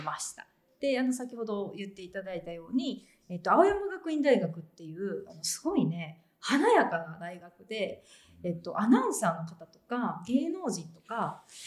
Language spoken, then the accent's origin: Japanese; Hannan, Osaka, Japan; moved away as an adult; also born or lived in Tokyo; 出身が大阪府の阪南市っていうところ